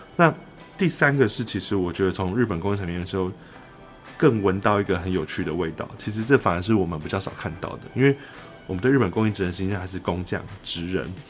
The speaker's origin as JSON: {"language": "Chinese", "country": "Taiwan", "said": "我们台湾人"}